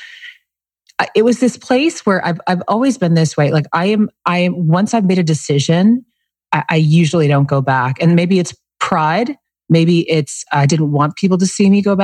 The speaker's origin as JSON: {"language": "English", "town": "Monroe", "region": "Connecticut", "country": "United States", "tie": "born or raised there", "moved": "yes", "lives_now": "Scottsdale, United States", "said": "Monroe, Connecticut"}